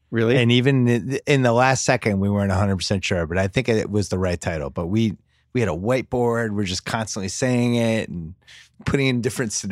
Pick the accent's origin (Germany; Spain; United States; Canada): United States; New Orleans, Louisiana; my hometown of New Orleans